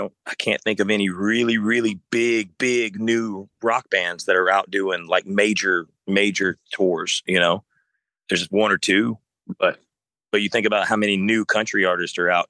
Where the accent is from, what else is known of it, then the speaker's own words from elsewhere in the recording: South Alabama, United States; I grew up in South Alabama